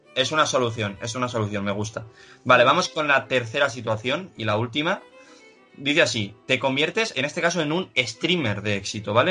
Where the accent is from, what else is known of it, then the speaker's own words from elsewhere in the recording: Pamplona, Navarre, Spain; also born or lived in Salamanca / Bilbao; yo al haber nacido en Salamanca, porque yo nací en Salamanca y a los tres años me mudé a Pamplona